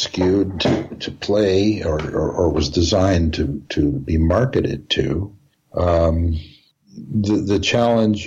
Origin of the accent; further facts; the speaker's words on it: Canada; I'm a composer, I'm a Canadian